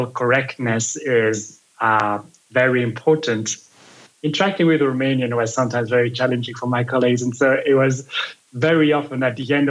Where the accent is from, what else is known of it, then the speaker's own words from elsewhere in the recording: Belgium; now in United States; I'm from Belgium